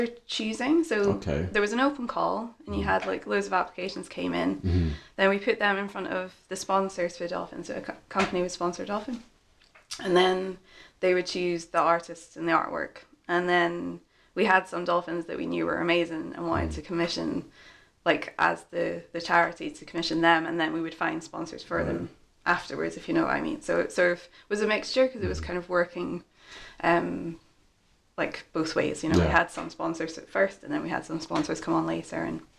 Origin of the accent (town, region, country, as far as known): Aberdeen, Scotland, United Kingdom; also born or lived in Edinburgh